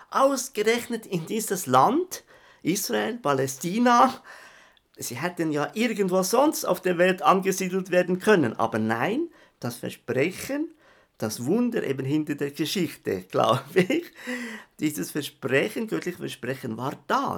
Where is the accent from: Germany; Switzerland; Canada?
Switzerland; ich bin ja Schweizer, das hört man ja, gell?